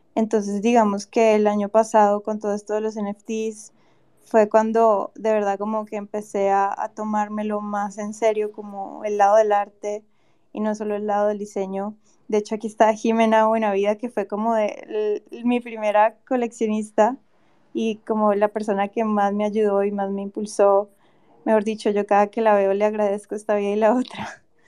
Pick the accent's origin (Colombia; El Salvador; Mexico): Colombia; Cali, Valle del Cauca; also born or lived in Bogotá; yo soy de Cali y estoy como en proceso de mudanza a Bogotá